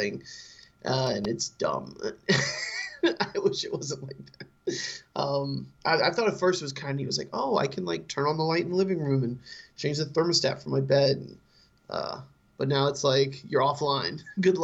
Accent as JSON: {"language": "English", "region": "Florida", "country": "United States", "said": "I'm from Florida"}